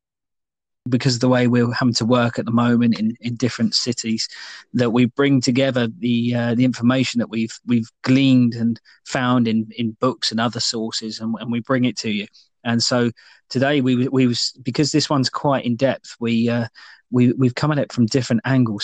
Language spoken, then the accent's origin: English; United Kingdom; we're British